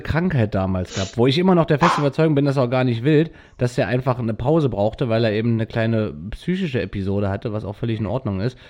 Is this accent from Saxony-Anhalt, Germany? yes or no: yes; Wernigerode, Saxony-Anhalt, Germany; bei meinem Heimatort Wernigerode